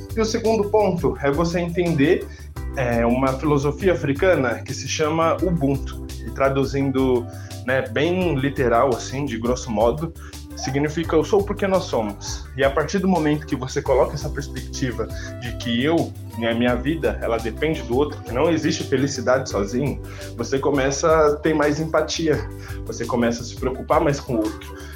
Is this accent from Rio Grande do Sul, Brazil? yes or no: no; Diadema, São Paulo, Brazil; also born or lived in Capão Redondo, São Paulo; meu quintal é Diadema, no ABC Paulista. É, eu sou nascido do Capão Redondo, zona sul da cidade de São Paulo, mas me mudei bem cedo para Diadema. É, eu moro ainda no lugar que eu cresci